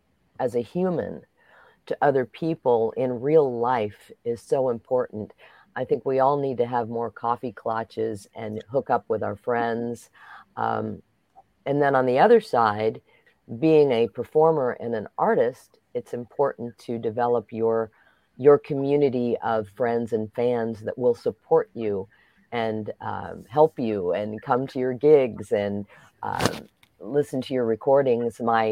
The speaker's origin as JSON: {"language": "English", "town": "Xenia", "region": "Ohio", "country": "United States", "tie": "born or raised there", "also_born_or_lived": "Chicago", "moved": "yes", "said": "when I moved to Chicago from my hometown of Xenia, Ohio."}